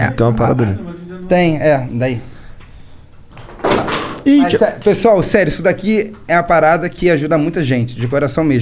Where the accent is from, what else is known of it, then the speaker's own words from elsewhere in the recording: Niterói, Rio de Janeiro, Brazil; born there; Minha atuação sempre foi no Rio de Janeiro, porque eu nasci em Niterói